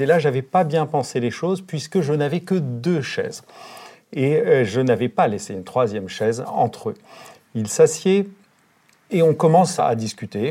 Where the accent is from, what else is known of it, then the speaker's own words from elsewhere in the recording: Normandy, France; Chez nous, en Normandie